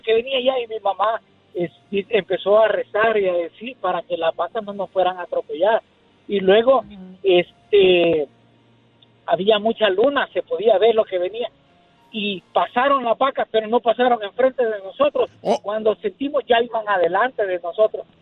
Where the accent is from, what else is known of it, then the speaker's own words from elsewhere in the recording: El Salvador; moved away; yo soy del Salvador